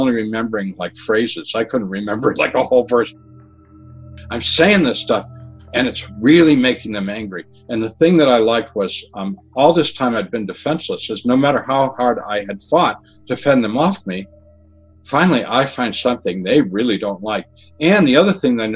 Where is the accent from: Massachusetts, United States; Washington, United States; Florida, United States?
Massachusetts, United States; Where I grew up in Massachusetts, we had septic systems and cesspools